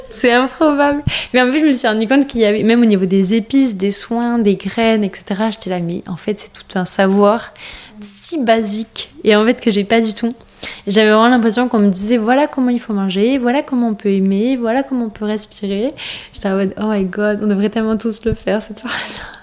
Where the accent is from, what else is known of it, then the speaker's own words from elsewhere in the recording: France; on est français